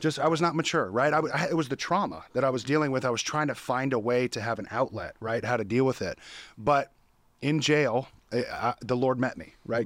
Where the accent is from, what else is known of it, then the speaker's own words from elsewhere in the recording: Sacramento, California, United States; I was born and raised in Sacramento, California